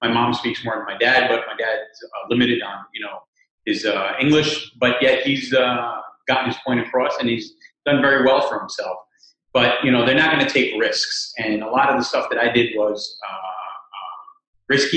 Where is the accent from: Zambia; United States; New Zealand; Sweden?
United States; New York City, New York; also born or lived in Cuba; We come from Cuba, and I came here when I was a year and a half old, so I've been basically raised in New York City for the last 45 years or so.